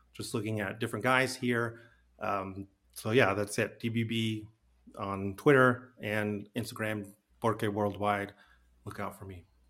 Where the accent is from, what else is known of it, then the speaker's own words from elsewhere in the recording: Albuquerque, New Mexico, United States; moved away; I'm from Albuquerque originally